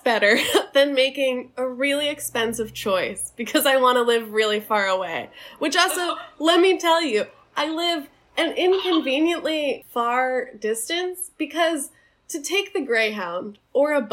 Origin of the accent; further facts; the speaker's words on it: outside of Philadelphia, Pennsylvania, United States; now in Chicago, United States; outside of Philadelphia. Close enough to get a good cheesesteak. Far enough to be a suburb.